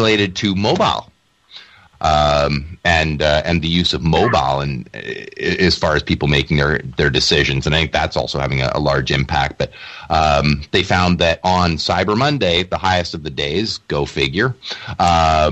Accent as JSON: {"language": "English", "country": "Canada", "said": "I as a Canadian"}